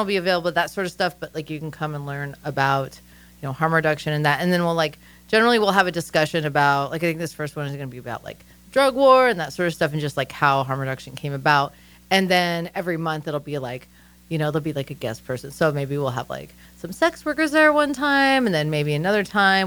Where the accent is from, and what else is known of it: Boise, Idaho, United States; born or raised there